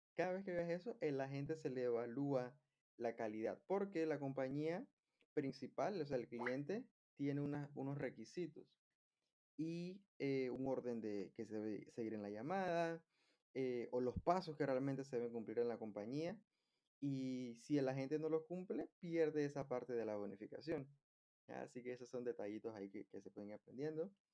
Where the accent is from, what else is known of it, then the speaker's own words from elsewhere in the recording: Panama; Algo que se da mucho en mi país es que las personas viven muy lejos de su lugar de trabajo. Por eso es que acá hay mucho, mucho tráfico. Y de hecho, hace poco vi que en un reportaje de CNN se confirmó que Panamá está entre los cinco países más estresantes